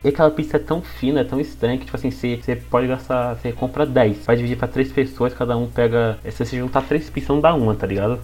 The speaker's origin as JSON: {"language": "Portuguese", "country": "Brazil", "said": "Aqui é no Brasil"}